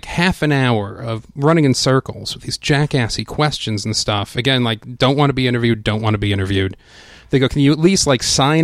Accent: Long Island, New York, United States; growing up on Long Island

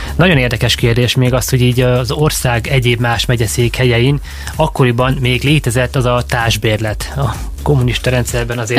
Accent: Szeged, Csongrád-Csanád, Hungary; Tehát világéletemben Szegeden éltem, Szegeden születtem, minden szál ideköt

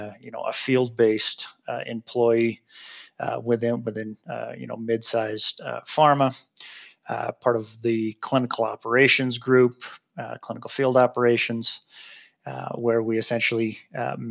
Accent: Seattle, Washington, United States; moved away as an adult; now in Salt Lake City, United States; I grew up in Seattle, and so that was Harborview Medical Center there in Seattle

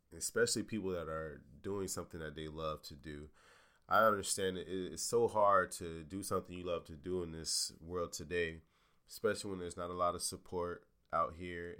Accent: Jacksonville, Florida, United States; moved away as an adult; also born or lived in Morgantown, West Virginia; I'm from Jacksonville, Florida.

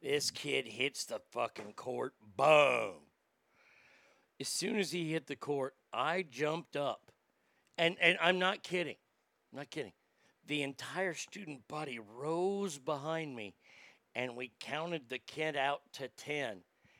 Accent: San Diego, California, United States; my hometown of San Diego

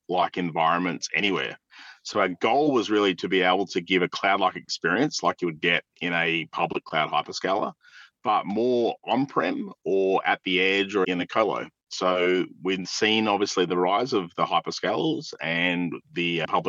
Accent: Australia; accent: southern; my really southern accent

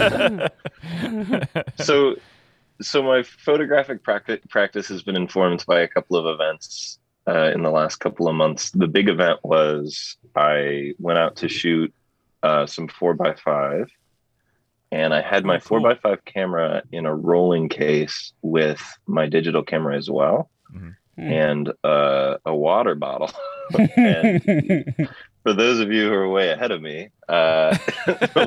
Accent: Los Angeles, California, United States; I grew up in Los Angeles

